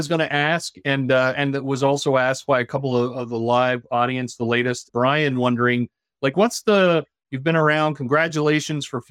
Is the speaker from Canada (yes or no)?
yes; Newfoundland and Labrador, Canada; moved away; being from Newfoundland originally